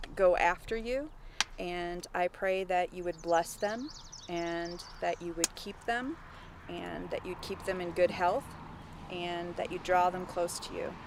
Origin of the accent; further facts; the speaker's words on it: Wisconsin, United States; I'm from Wisconsin